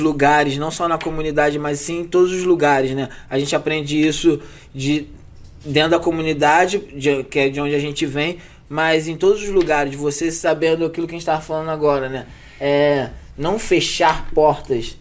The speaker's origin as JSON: {"language": "Portuguese", "region": "Rio de Janeiro", "country": "Brazil", "tie": "born or raised there", "also_born_or_lived": "Vidigal, Rio de Janeiro", "said": "sou cria da Zona Norte, do Lins, Meia, ali, gente de dentro, tudo ali é nossa área ali. Eu sempre fui cria da Zona Norte"}